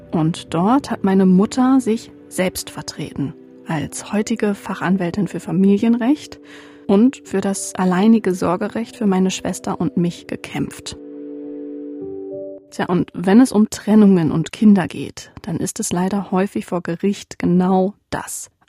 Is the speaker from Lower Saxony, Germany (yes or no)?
yes; East Frisia, Lower Saxony, Germany; in meiner Heimat in Ostfriesland.